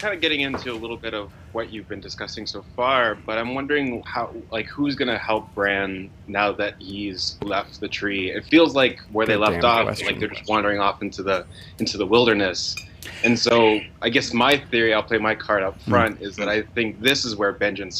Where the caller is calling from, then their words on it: Wichita, Kansas, United States; I'm from Wichita, Kansas.